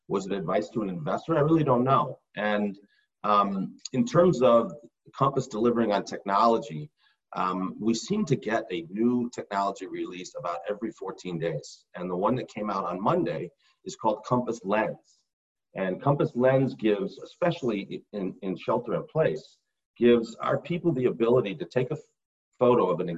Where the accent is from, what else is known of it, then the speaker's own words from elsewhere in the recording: North Carolina, United States; born there; also born or lived in Rochester, New York / Los Angeles; So I was born in North Carolina. We lived three separate times in Rochester, New York, twice